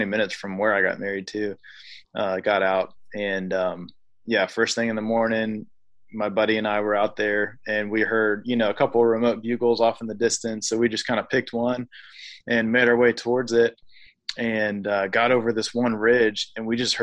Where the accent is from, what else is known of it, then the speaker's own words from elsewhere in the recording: Virginia, United States; also born or lived in Raleigh; we moved up to Virginia